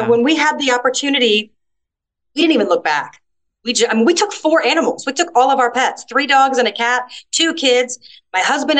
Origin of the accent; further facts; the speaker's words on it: Atlanta, Georgia, United States; now in Malta; You know, it's like, I come from Atlanta. 20 minutes? It's just nothing.